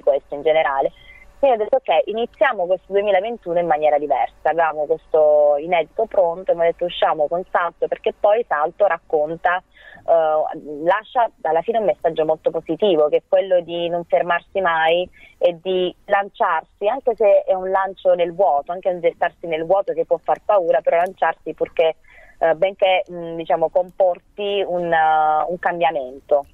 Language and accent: Italian; Matera, Basilicata, Italy; moved away as an adult; now in Rome, Italy; sono di Matera originaria